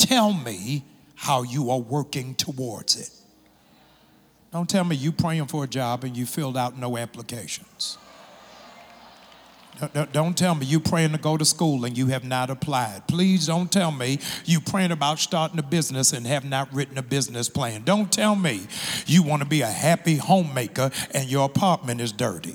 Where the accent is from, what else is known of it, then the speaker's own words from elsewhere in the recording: Maryland, United States; moved away; my home state of Maryland